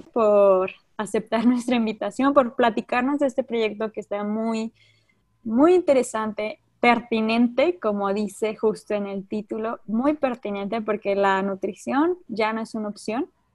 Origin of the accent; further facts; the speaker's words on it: Mexico; nuestra identidad cultural como mexicanos y como mexicanas